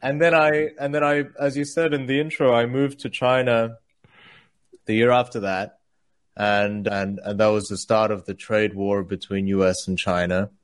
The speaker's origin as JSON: {"language": "English", "country": "Australia", "tie": "born or raised there", "also_born_or_lived": "South Korea", "second_language": "English", "said": "I moved from South Korea, where I was born, to Australia when I was eight"}